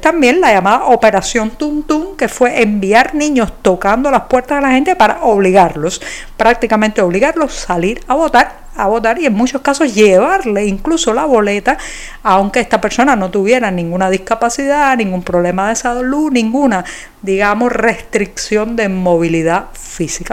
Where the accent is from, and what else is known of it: Cuba